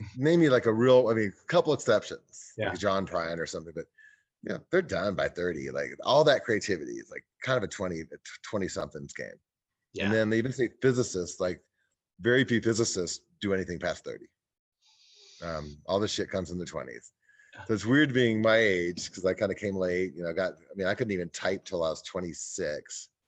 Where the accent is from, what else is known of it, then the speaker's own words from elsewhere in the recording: Kansas, United States; I grew up in Kansas.